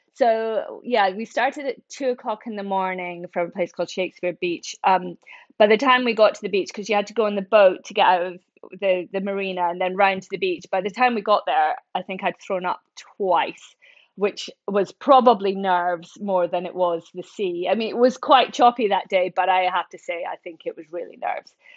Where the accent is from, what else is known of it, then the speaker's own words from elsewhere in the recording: central Scotland, United Kingdom; moved away as an adult; also born or lived in Oxford / London; I grew up in Scotland, um, central Scotland